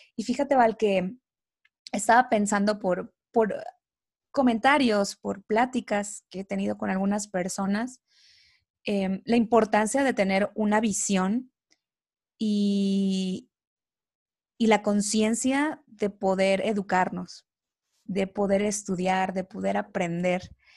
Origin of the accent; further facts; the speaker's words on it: Coatzacoalcos, Veracruz, Mexico; moved away as an adult; Yo no soy de aquí, yo soy de, de Veracruz, de Coatzacoalcos, Veracruz